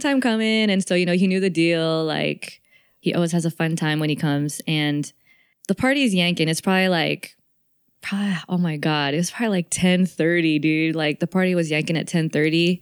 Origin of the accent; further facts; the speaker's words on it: the Bay Area, California, United States; growing up in the Bay